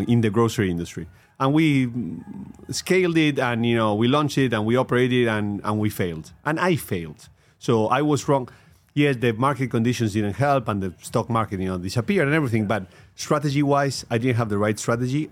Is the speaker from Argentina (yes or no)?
yes; Argentina; I had a career in Pepsi Costar in Argentina, my home country